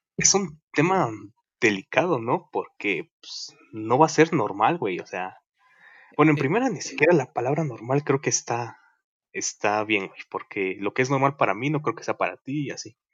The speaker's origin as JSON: {"language": "Spanish", "country": "Mexico", "said": "somos mexicanos"}